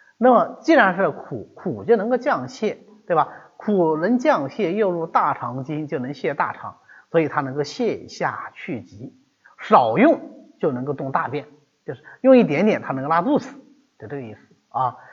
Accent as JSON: {"language": "Chinese", "country": "China", "said": "我们中国人"}